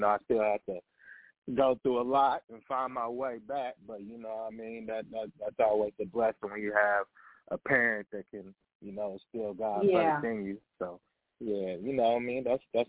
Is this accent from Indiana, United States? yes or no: yes; Evansville, Indiana, United States; now in Kansas City, United States; Yes. Born in a St. Mary's Hospital, Evansville, Indiana.